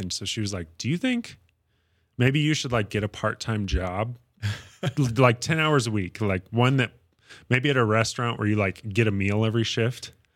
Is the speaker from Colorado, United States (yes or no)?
yes; Fort Collins, Colorado, United States; also born or lived in Windsor, Colorado / Oklahoma; I grew up in Fort Collins.